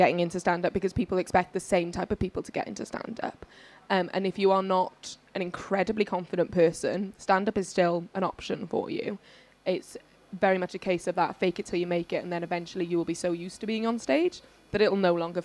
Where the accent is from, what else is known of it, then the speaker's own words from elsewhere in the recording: Wales, United Kingdom; I'm from Wales